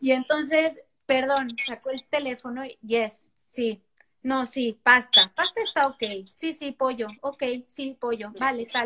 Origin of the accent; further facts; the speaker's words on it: Mexico; now in New York, United States; los que somos de México